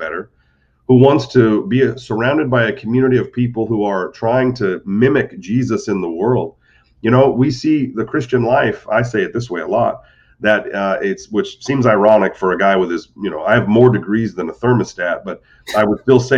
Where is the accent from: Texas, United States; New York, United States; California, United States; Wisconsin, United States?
California, United States; Modesto; moved away as an adult; also born or lived in Butte, Montana / Detroit, Michigan; now in Naples, United States; I grew up in Modesto, California, which is North Central